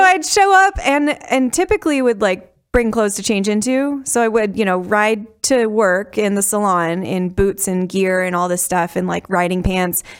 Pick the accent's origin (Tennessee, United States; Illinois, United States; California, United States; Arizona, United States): Illinois, United States; outside of Chicago; moved away; I grew up outside of Chicago